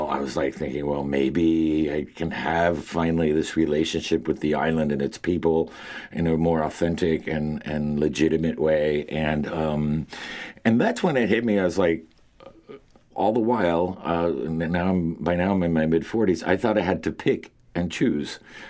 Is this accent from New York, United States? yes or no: no; Miami, Florida, United States; moved away as an adult; also born or lived in Cuba / Hartford; growing up in Miami is so culturally isolated and so monolithic. I mean, 90% of my schoolmates were Cuban and with parents and like my parents with all very similar stories.